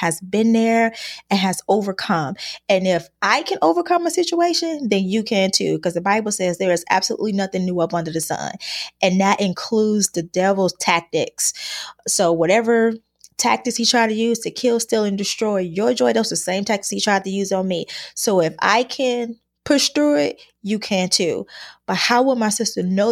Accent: Chicago, Illinois, United States; I was born and raised in Chicago, Illinois

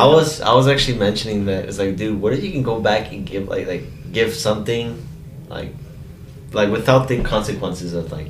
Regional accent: El Salvador; I was like, sir, I'm from El Salvador.

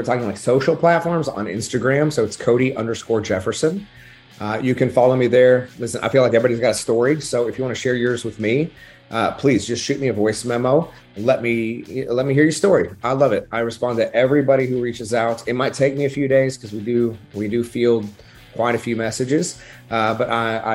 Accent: Oklahoma, United States; I'm from Oklahoma

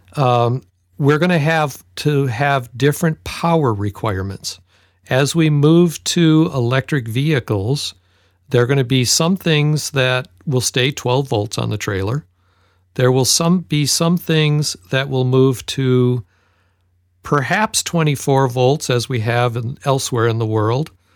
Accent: Detroit, Michigan, United States; I grew up in Detroit

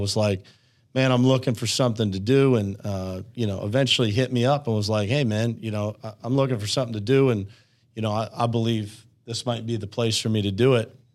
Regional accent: Uniontown, Pennsylvania, United States; born and raised in Uniontown, Pennsylvania

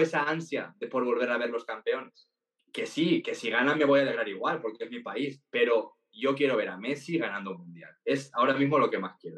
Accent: Valencia, Valencian Community, Spain; yo soy de Valencia y en mi infancia, pues mm, prácticamente todos los niños de mi colegio eran del Valencia

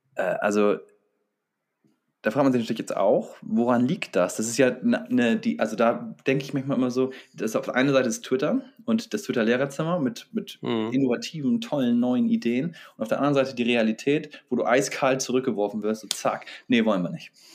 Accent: Bremen, Germany; Wir bei uns in Bremen

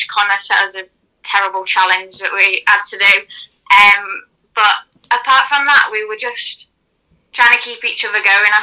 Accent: Leeds, Yorkshire and the Humber, United Kingdom; I started at East Leeds because I'm from Leeds

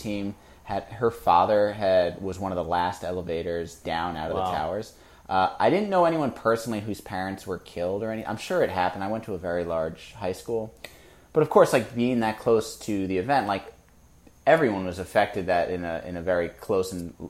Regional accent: United States; I grew up near New York City, so not a small portion of students in my school in a suburb of New York City had parents who worked in New York City.

